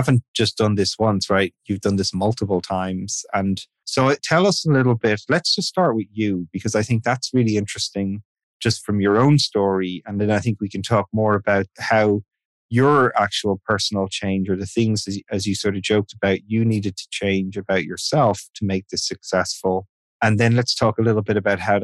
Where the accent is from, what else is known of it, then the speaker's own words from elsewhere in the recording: Ireland; I'm Irish, so I just grew up in a heavily repressive society